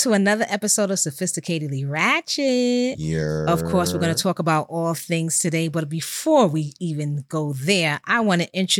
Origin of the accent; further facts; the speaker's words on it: New York City, New York, United States; I hail from Co-op City, Section 5. Don't ever zone my shit. I represent everything Bronx, as we all know.